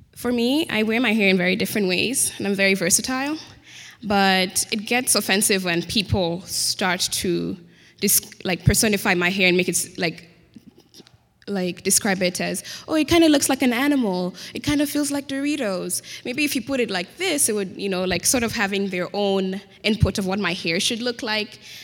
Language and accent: English; Kenya; accent: Queen's English; moved away as an adult; I'm an international student from Kenya